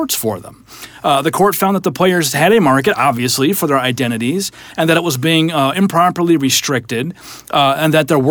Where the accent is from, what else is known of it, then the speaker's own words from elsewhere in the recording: Iowa, United States; I'm from Iowa, so wrestling's a big deal.